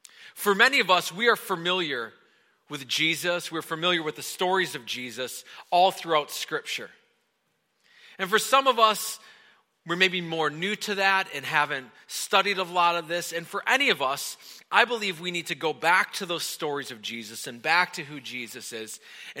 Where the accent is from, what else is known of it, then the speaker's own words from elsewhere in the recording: Wisconsin, United States; moved away; I grew up in Wisconsin